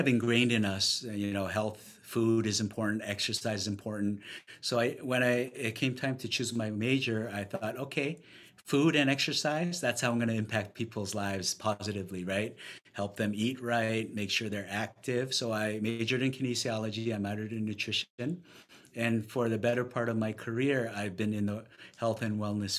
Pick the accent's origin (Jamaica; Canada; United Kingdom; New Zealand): Canada; Vancouver, British Columbia; moved away as an adult; also born or lived in Ontario; now in New York City, United States; moved to Vancouver when I was young, graduated university, started my professional career there